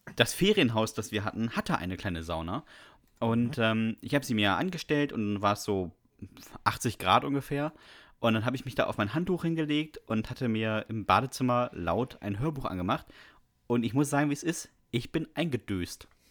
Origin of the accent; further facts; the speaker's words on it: Bremen, Germany; Ich bin in Bremen zur Schule gegangen, da gab es in der dritten Klasse keine Noten